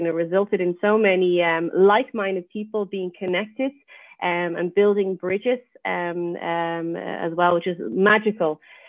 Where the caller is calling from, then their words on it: Netherlands; I'm joining from the Netherlands. So it's a very cold morning in the Netherlands.